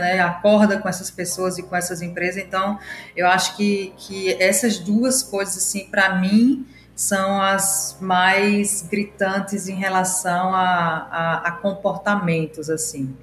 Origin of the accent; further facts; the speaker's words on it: Natal, Rio Grande do Norte, Brazil; moved away as an adult; now in São Paulo, Brazil; já criei dois micronegócios em Natal e cidade onde cresci. Estou há oito anos morando em São Paulo